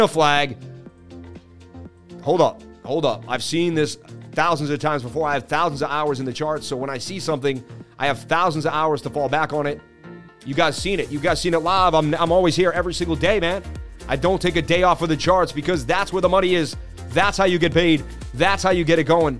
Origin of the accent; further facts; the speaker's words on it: Boston, Massachusetts, United States; from the Bean